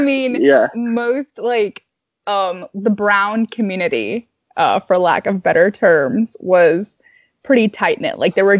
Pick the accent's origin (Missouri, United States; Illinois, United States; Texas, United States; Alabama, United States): Missouri, United States; St. Louis; moved away as an adult; also born or lived in Georgia; I lived in the county, and like the only Indian kid that I could visibly see in elementary school until like fifth grade